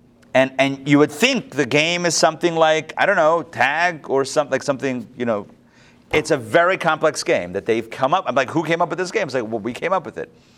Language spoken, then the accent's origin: English; Pittsburgh, Pennsylvania, United States; I grew up in Pittsburgh